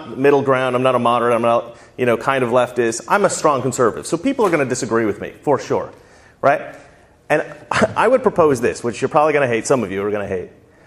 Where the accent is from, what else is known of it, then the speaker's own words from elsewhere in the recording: Salem, Oregon, United States; now in Los Angeles, United States; I grew up right here in Salem, Oregon